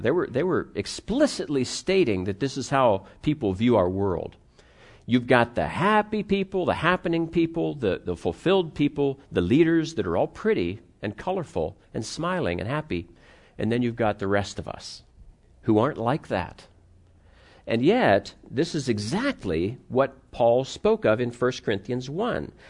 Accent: United States; also born or lived in Pittsburgh, Pennsylvania / Cleveland, Ohio; I grew up in Pittsburgh and Cleveland

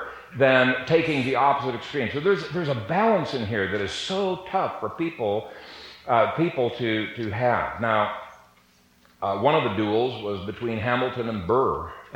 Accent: Ethiopia; I grew up in Ethiopia. My parents were missionaries there for 30 years

